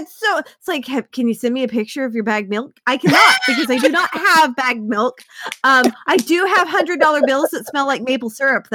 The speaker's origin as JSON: {"language": "English", "region": "Oklahoma", "country": "United States", "tie": "born or raised there", "moved": "yes", "lives_now": "Canada", "said": "I grew up in Oklahoma"}